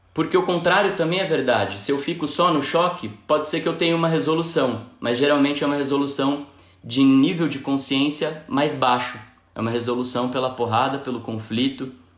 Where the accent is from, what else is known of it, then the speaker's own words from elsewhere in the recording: São Paulo, Brazil; moved away as an adult; now in Belo Horizonte, Brazil; eu sou de São Paulo, moro em Belo Horizonte há pouco mais de dois anos